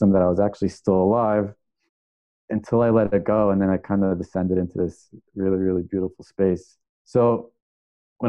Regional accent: New York, United States; I grew up in New York

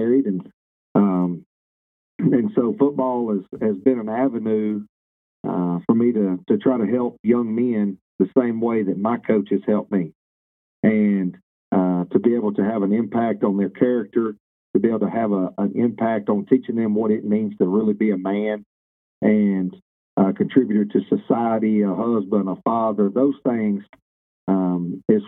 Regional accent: Jena, Louisiana, United States; also born or lived in Monroe, Louisiana; I grew up in Central Louisiana

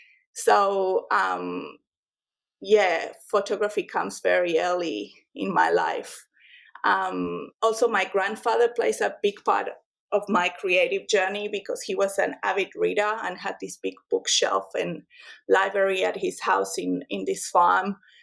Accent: La Pampa, Argentina; now in Australia; And these were all taken in this farm I grew up with in La Pampa.

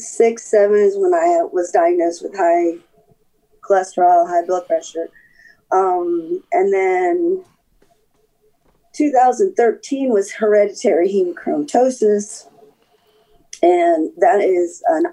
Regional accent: Colorado, United States; born there; also born or lived in Florida / North Carolina; Well, I was born in Colorado. I was an Army brat, moved around a bunch. I started college in Florida where we retired.

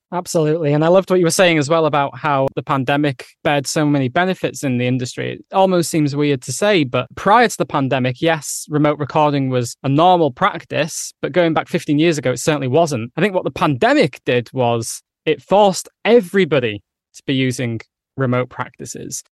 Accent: England, United Kingdom; accent: northern

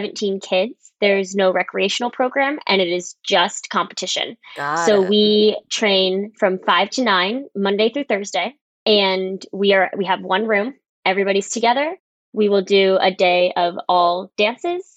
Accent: Des Moines, Iowa, United States; now in Edmond, United States; I am currently based in Edmond, Oklahoma. I'm from Des Moines, Iowa

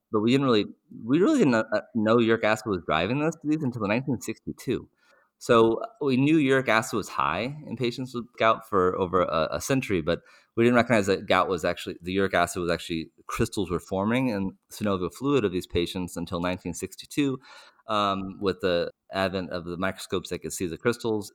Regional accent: United States; as an American, I don't speak many other languages

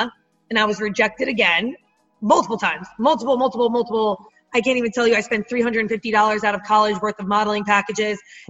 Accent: northern New Jersey, United States; accent: Jersey; I was raised, you know, in the northern part of New Jersey

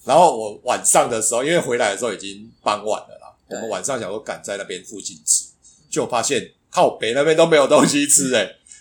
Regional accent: Taiwan; 我们是台湾来的

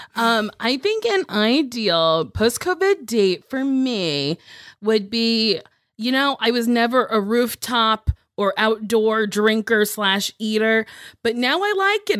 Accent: Lincroft, New Jersey, United States; moved away; I'm from Lincroft, which is a little, a little town inside of Middletown

